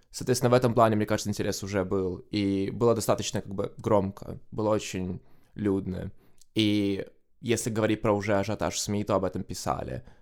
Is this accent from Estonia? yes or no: yes; Tallinn, Harju County, Estonia; now in Brighton, United Kingdom; я из Сталина, но вообще сейчас я проживаю в Брайтоне